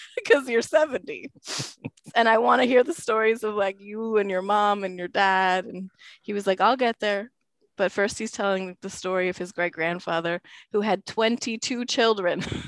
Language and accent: English; Canada; I am very Canadian. I'm like deep north.